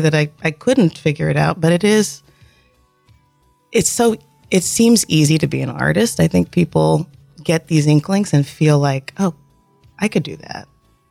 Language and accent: English; Columbus, Georgia, United States; I grew up in North Columbus. Went to school through middle school at Brookstone.